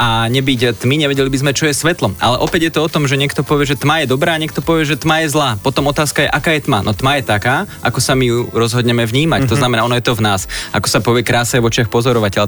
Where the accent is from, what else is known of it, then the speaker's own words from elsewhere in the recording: Slovakia; sme Slováci a patríme do slovenskej skupiny